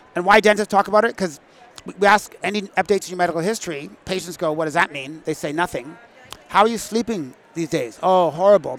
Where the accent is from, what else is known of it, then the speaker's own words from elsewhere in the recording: Manitoba, Canada; Growing up in Manitoba